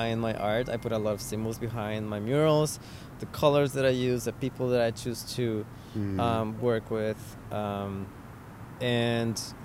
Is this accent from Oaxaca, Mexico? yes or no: no; Tijuana, Baja California, Mexico; moved away as an adult; also born or lived in Mexico City, Mexico; now in San Francisco, United States; I'm originally from Tijuana, Mexico. I lived there for 21 years, and then I lived for 5 years in Mexico City.